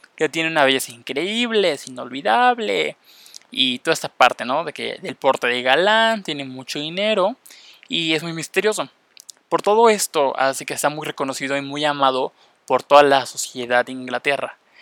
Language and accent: Spanish; Mexico; first language Spanish; yo soy de México, hablo español y me interesa aprender inglés